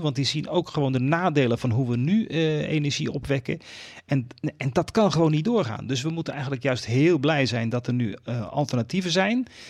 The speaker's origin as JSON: {"language": "Dutch", "country": "Netherlands", "said": "ons als Nederlanders"}